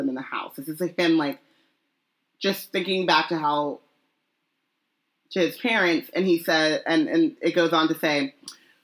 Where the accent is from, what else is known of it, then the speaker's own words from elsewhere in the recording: Anaheim, California, United States; When I was 10, I was going to Disneyland, like, every weekend. I'm from Anaheim